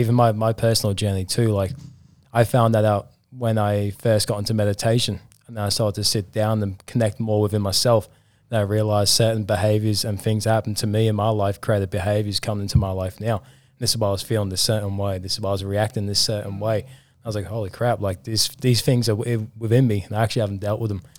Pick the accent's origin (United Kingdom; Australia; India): United Kingdom; England; I'm from England